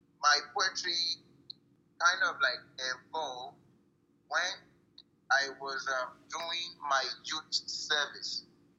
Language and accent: English; Nigeria; I'm a Nigerian, West African.